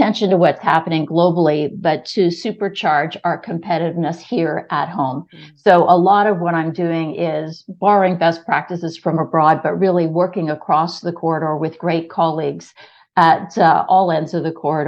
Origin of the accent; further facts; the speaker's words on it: Kitchener, Ontario, Canada; also born or lived in Hong Kong; now in Toronto, Canada; I grew up in Kitchener-Waterloo, so I'm a KW girl originally.